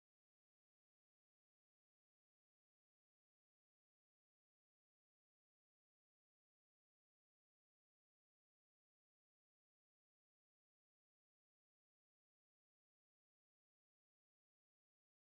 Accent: San Diego, California, United States; growing up in SoCal, you know, in San Diego

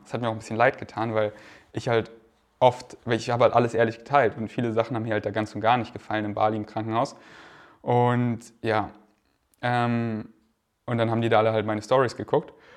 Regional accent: Munich, Bavaria, Germany; now in Berlin, Germany; in München, da wo ich aufgewachsen bin, hatte ich die meiste Zeit meiner Kindheit ein Trampolin

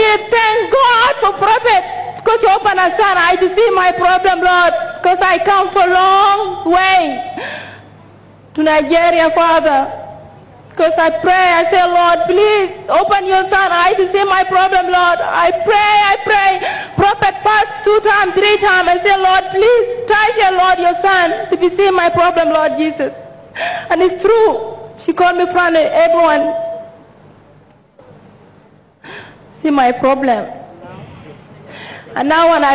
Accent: South Sudan; now in Australia; I'm from South Sudan, living in Australia.

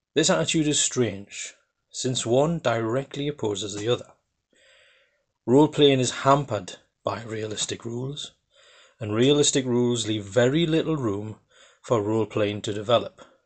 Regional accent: Geordie, North East England, United Kingdom; accent: Geordie; I'm actually a Geordie from the northeast of England.

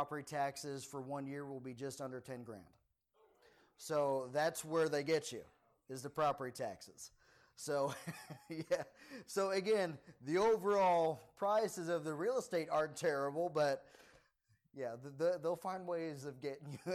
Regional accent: Maryland, United States; moved away; I'm originally from Maryland

